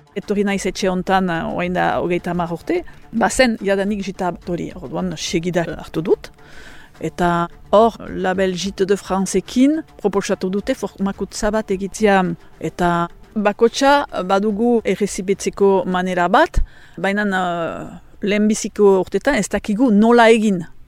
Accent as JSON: {"language": "Basque", "area": "French Basque Country", "region": "Nouvelle-Aquitaine", "country": "France"}